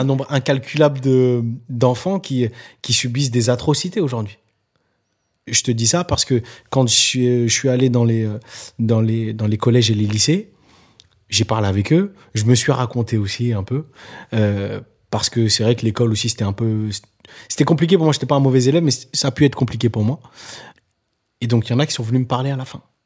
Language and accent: French; Nantes, Pays de la Loire, France; now in Paris, France; là où j'ai grandi, euh, à Nantes, ou Dervalière